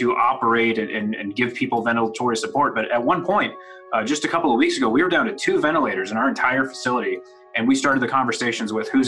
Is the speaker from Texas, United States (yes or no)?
yes; Midland, Texas, United States; I'm from Midland originally. I grew up here